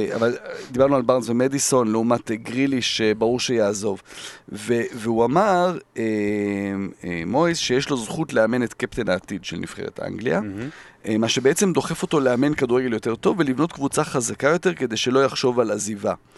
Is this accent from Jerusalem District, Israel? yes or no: yes; Jerusalem, Jerusalem District, Israel; כילד שגדל בירושלים